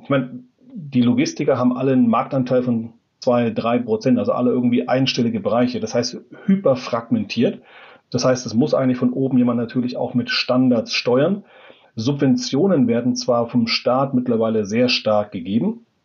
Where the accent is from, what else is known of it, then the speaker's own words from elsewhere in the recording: Germany; als Deutsche